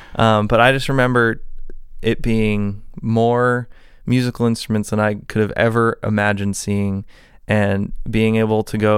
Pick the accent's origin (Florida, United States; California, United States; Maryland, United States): California, United States; San Diego; I'm from San Diego, and probably the most gear I'd ever seen was a Guitar Center.